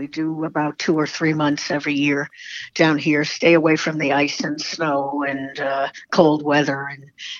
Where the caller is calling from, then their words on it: Florida, United States; I'm a snowbird and I'm calling from Florida.